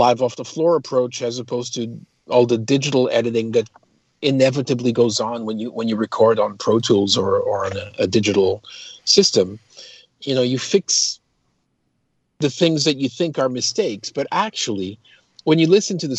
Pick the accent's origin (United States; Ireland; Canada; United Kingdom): Canada; Toronto, Ontario; And so I lived in, I was raised in Toronto. I went to university in Toronto, started my first band there.